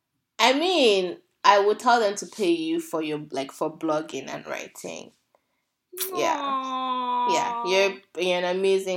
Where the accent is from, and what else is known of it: Nigeria